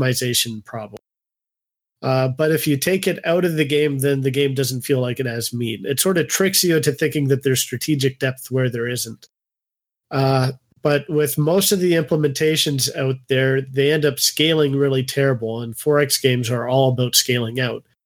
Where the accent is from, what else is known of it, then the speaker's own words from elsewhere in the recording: Canada; I'm Canadian